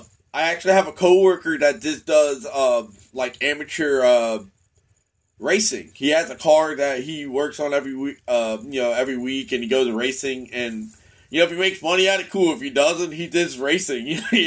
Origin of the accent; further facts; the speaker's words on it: Tampa, Florida, United States; now in Maine, United States; I live in Maine, but I'm still a hometown follower of my Tampa Bay Buccaneers.